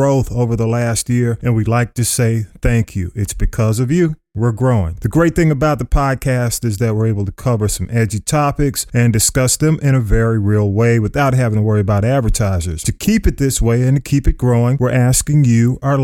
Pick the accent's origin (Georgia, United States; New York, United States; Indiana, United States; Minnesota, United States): Georgia, United States; Atlanta; I was on North Avenue